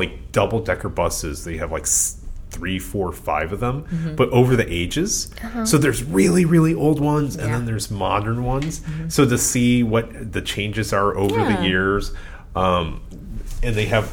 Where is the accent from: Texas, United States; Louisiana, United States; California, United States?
California, United States; as a Californian.